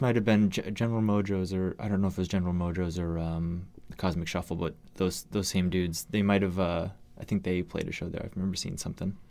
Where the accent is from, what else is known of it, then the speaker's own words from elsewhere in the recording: Massachusetts, United States; moved away as an adult; now in Seattle, United States; I grew up in Massachusetts